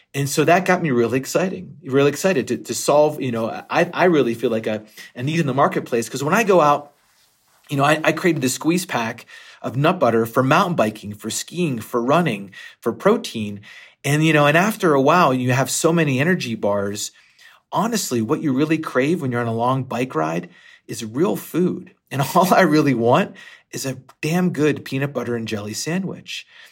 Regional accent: Western Pennsylvania, United States; I grew up in Western Pennsylvania

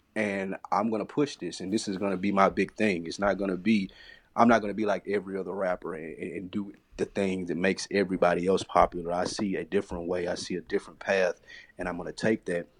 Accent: Tennessee, United States; I'm from Tennessee, so we walked down to the state fair. It's, like, a couple blocks from my house.

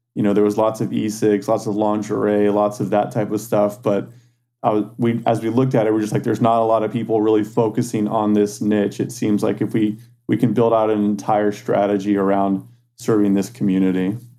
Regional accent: San Antonio, Texas, United States; now in Austin, United States; I grew up in San Antonio, Texas. Um, born and raised there, and um, I moved to Austin, Texas for college in 2004.

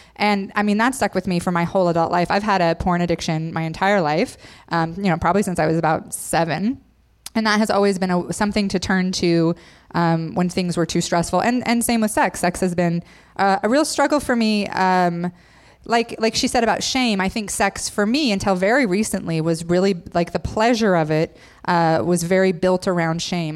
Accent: Idaho, United States; I grew up in Idaho, so all my friends were Mormon.

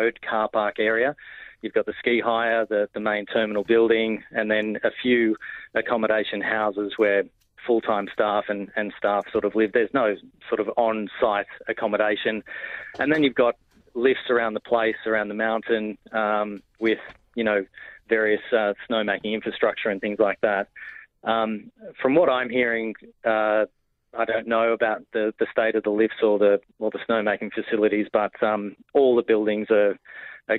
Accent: Batlow, New South Wales, Australia; moved away; my hometown of Batlow

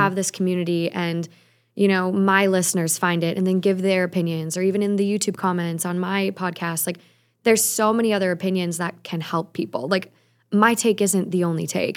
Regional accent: Minnesota, United States; now in Los Angeles, United States; I'm from Minnesota

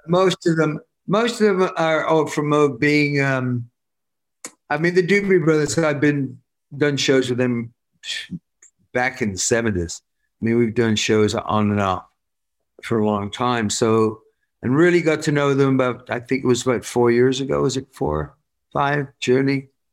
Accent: Worcester, West Midlands, United Kingdom; I'm I'm from Worcester

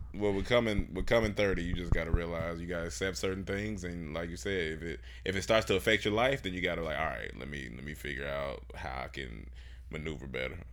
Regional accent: Miami, Florida, United States; moved away as an adult; I was from Miami

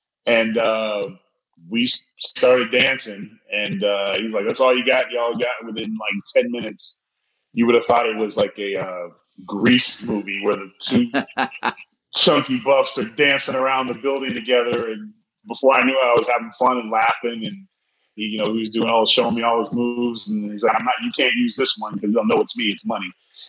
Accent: Scotland, United Kingdom; I'm just Scottish too, man.

